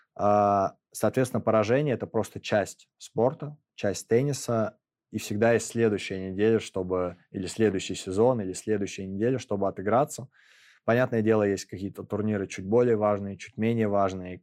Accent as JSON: {"language": "Russian", "region": "Moscow", "country": "Russia", "tie": "born or raised there", "said": "в моем родном городе"}